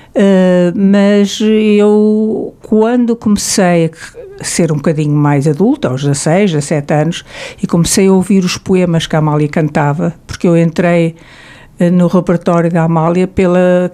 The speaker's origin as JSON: {"language": "Portuguese", "country": "Portugal", "said": "nós, portugueses"}